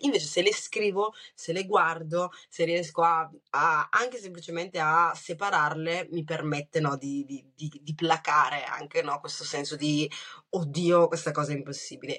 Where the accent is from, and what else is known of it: Brescia, Lombardy, Italy; born or raised there; accent: Bresciano; also born or lived in Rwanda